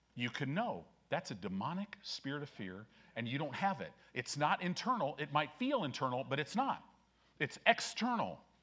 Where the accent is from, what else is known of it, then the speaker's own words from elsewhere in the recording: Chicago, Illinois, United States; moved away; also born or lived in California; growing up in Illinois. I was born in Chicago, lived in some different places.